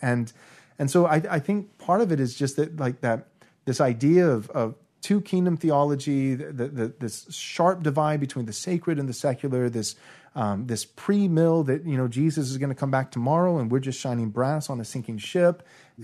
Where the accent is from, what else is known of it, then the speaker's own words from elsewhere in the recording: United States; I was born in America and 1986. So, along with anybody else raised in a typical American church